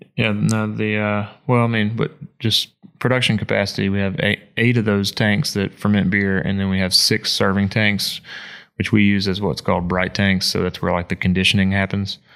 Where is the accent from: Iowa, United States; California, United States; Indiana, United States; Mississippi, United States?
Mississippi, United States; moved away; I'm not, I'm not from Appalachia. I'm from Mississippi